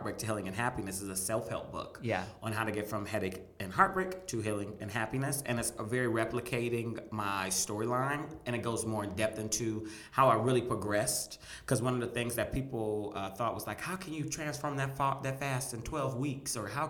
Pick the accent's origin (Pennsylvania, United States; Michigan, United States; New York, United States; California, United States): Michigan, United States